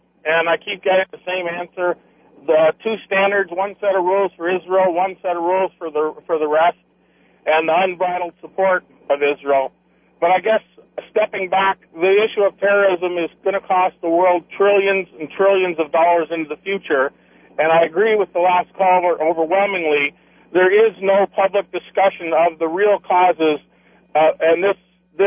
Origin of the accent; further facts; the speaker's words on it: Canada; as a Canadian